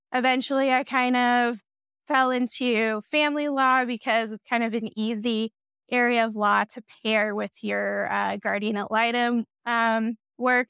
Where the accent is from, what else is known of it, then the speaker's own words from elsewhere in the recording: Wyoming, United States; I was born and raised in Wyoming